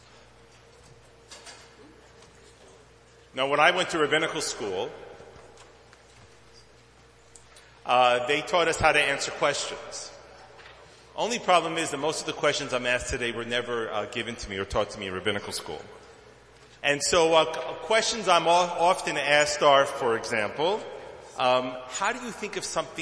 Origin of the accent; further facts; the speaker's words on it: Tel Aviv, Tel Aviv District, Israel; moved away; also born or lived in Brooklyn, New York, United States / Jerusalem; I was born in Brooklyn, but I came of age in Tel Aviv. School and a whole lot of years of living there